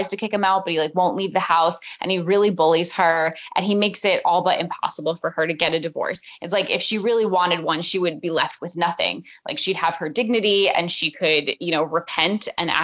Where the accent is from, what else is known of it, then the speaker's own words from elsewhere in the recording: New Jersey, United States; we are from New Jersey